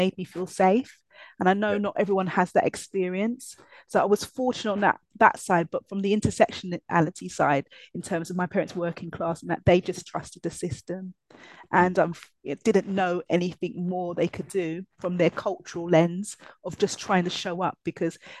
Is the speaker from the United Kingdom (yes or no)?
yes; London, United Kingdom; a young black girl growing up in East London.